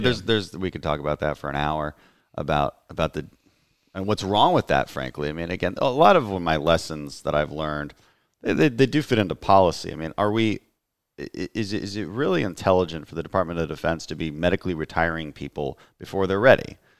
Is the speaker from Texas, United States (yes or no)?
yes; Texas 2nd congressional district, United States; my hometown congressman, Ted Poe, announced retirement here in the second district where we are right now